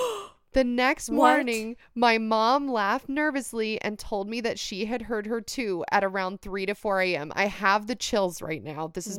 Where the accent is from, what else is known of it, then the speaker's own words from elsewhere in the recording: Mexico City, Mexico; I'm from Mexico City, and over here in my country and in some other Latin American countries, there's this story about a woman we call La Llorona